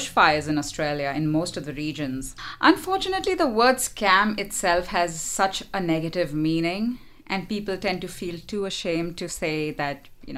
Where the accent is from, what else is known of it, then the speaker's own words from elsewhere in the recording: India; moved away; I come from India, which is also facing hardships